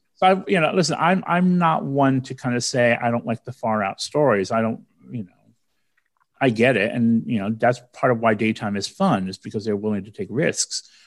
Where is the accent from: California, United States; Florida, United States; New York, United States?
New York, United States; New York City; in the Bronx where I was born and raised in New York